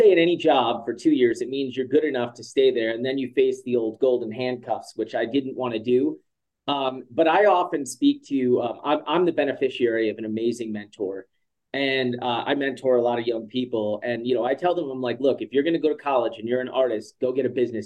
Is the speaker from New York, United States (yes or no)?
yes; Long Island, New York, United States; moved away as an adult; also born or lived in Manhattan, New York; now in Teton Valley, Idaho, United States; I was born in 1980 on Long Island.